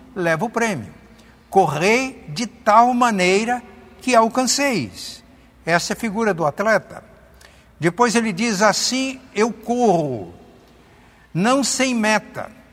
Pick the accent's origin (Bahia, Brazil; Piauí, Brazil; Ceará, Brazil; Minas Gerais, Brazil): Minas Gerais, Brazil; Muzambinho; na cidade de Muzambinho, que é a minha terra natal